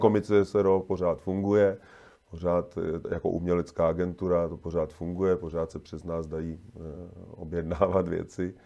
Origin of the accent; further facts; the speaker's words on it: České Budějovice, South Bohemian Region, Czechia; já jsem z Budějovic